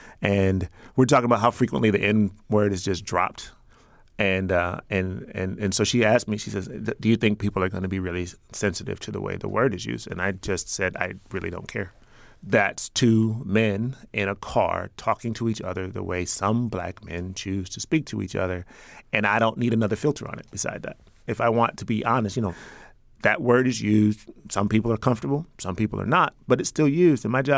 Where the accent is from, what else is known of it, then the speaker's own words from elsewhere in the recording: Chicago, Illinois, United States; I grew up in the South Shore community on the south side of Chicago, at least for a time. We lived everywhere.